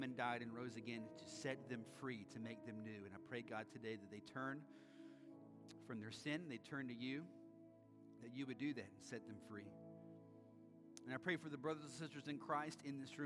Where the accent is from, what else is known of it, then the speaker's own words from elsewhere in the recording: United States; we as Americans